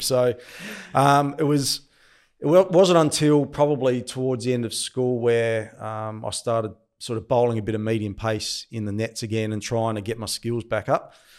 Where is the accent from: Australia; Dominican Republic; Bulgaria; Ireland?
Australia; Angaston, South Australia; also born or lived in Adelaide; I grew up in the Barossa Valley. I, I, was firstly born in Adelaide, but then had a stint, lived for about four or five years in the Barossa